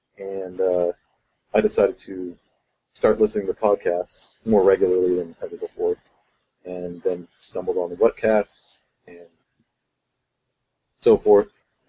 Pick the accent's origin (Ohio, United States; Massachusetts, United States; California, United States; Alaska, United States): California, United States; Southern; now in Midwest, United States; I grew up in Southern California. Family's been in the Midwest for a while. Now I live out here in the Midwest.